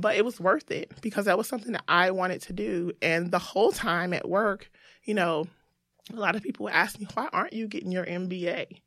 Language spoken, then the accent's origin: English; Greensboro, North Carolina, United States; I'm from Greensboro, North Carolina